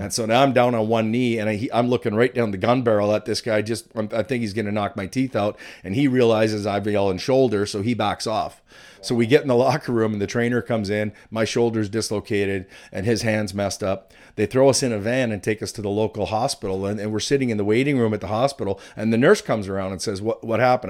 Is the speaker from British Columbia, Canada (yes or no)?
yes; British Columbia, Canada; moved away as an adult; also born or lived in Stevens Point, Wisconsin; I grew up in British Columbia and played in the B C Junior Hockey League